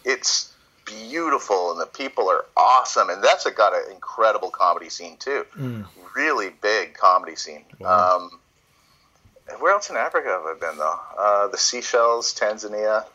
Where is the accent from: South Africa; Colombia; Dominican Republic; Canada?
Canada; also born or lived in Toronto; here in Canada, when I, I went my hometown